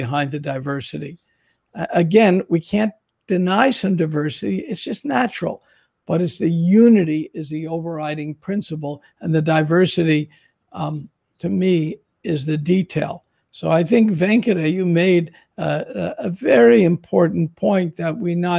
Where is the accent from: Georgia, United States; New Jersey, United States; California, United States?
New Jersey, United States; I'm from a Jewish New Jersey community